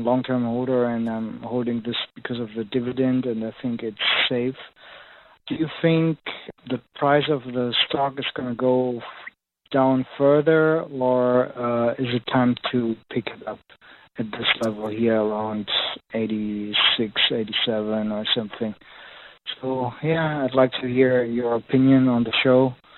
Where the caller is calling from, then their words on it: Germany; I'm … from Germany, by the way.